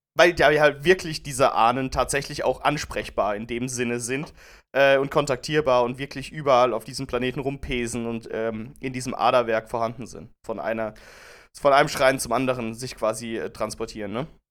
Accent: Germany; wir sind ja Deutsche

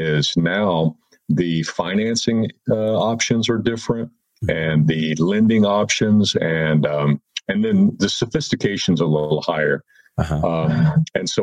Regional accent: Fort Worth, Texas, United States; I grew up in Fort Worth

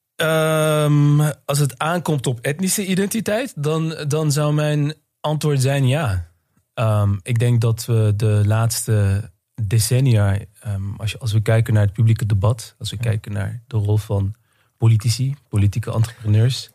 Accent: Netherlands; ik ben zelf inderdaad tweede generatie, geboren en getogen in Nederland.

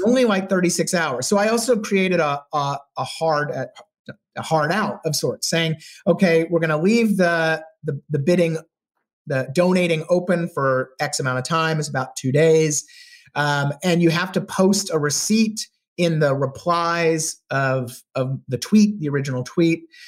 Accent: Texas, United States; moved away as an adult; also born or lived in Charlottesville, Virginia; growing up in Texas

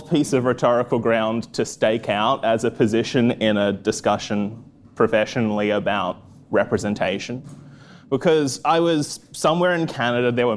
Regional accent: Australia; moved away; I'm from Australia. I'm from a small town in Australia

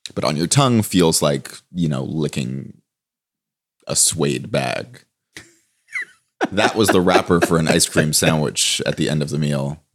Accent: Toronto, Ontario, Canada; moved away as an adult; also born or lived in Copenhagen; I grew up in Toronto

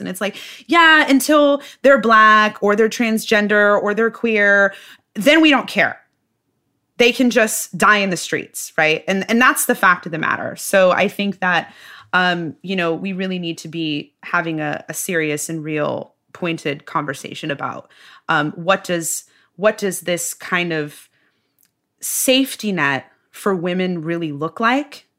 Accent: Midwest, United States; I'm from the Midwest, tried and true Midwesterner. Uh, my whole family's from the Midwest

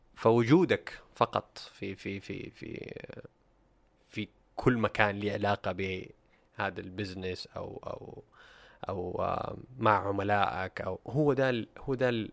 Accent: Saudi Arabia; عندنا في السعوديه

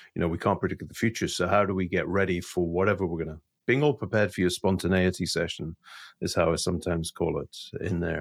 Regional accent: Scotland, United Kingdom; also being a Scottish Presbyterian

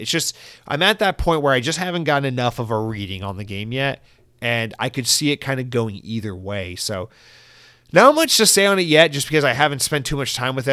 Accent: Georgia, United States; moved away as an adult; now in Florida, United States; Growing up in Georgia

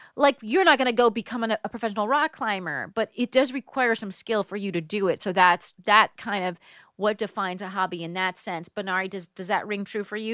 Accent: United States; I'm an American

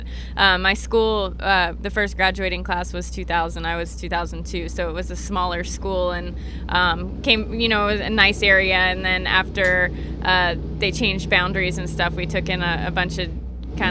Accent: Texas, United States; I'm from Texas

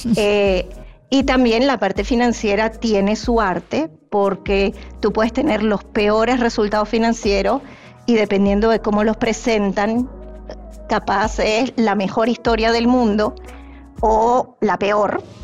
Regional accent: Venezuela; moved away; Yo soy originalmente de Venezuela

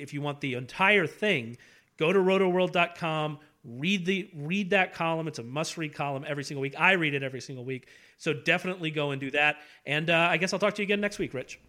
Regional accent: Houston, Texas, United States; also born or lived in Beaumont, Texas; I was born in Houston. My whole family's from Southeast Texas, the Beaumont area.

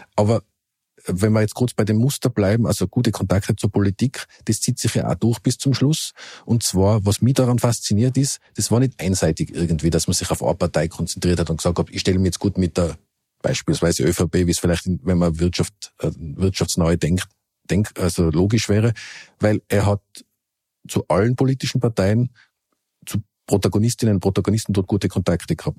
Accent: Innsbruck, Tyrol, Austria; now in Vienna, Austria; als Bürger von Innsbruck oder Ex-Bürger, jetzt bin ich ja Wiener

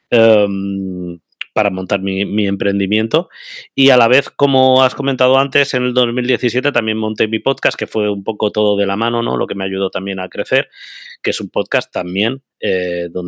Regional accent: Úbeda, Andalusia, Spain; moved away as an adult; now in Madrid, Spain; Yo vine a Madrid con 18 añitos, aunque no se me note por el acento, yo soy de Jaén, de Úbeda.

